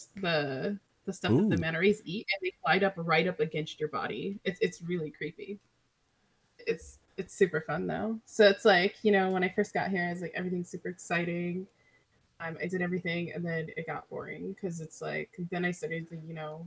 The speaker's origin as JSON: {"language": "English", "region": "California", "country": "United States", "moved": "yes", "lives_now": "Hawaii, United States", "said": "I'm originally from Cali, so I'm like used to having all these things."}